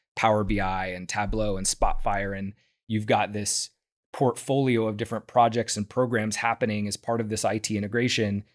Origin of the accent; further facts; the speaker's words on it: Houston, Texas, United States; moved away as an adult; I'm from Houston originally, and so is my wife. And we wanted to come back here